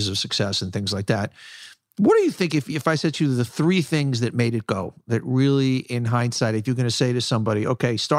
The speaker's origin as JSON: {"language": "English", "town": "New York City", "region": "New York", "country": "United States", "tie": "born or raised there", "said": "I grew up in Hollis Hills. I grew up on 212th Street"}